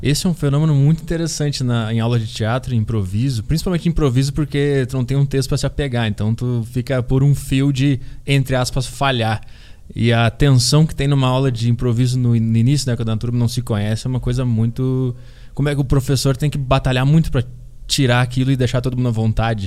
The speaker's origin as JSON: {"language": "Portuguese", "town": "Porto Alegre", "region": "Rio Grande do Sul", "country": "Brazil", "moved": "yes", "lives_now": "São Paulo, Brazil", "said": "me fez vir para São Paulo, que eu sou de Porto Alegre"}